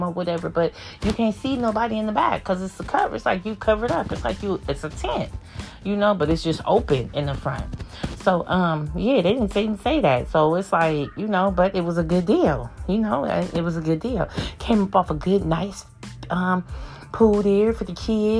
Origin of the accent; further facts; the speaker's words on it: California, United States; I'm a Californian